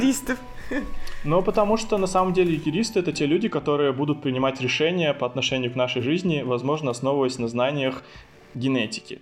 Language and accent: Russian; Chita, Zabaykalsky Krai, Russia; moved away as an adult; also born or lived in Tomsk; now in Sochi, Russia; Я сам не из Томска, я приехал э, вообще туда из Читы э, поступать, и, соответственно, там и остался